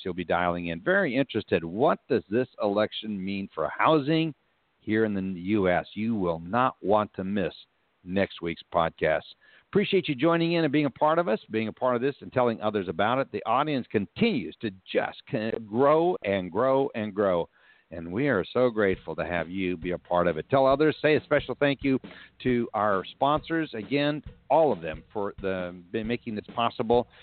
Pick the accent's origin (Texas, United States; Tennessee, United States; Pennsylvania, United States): Texas, United States; being the gentleman we are from Texas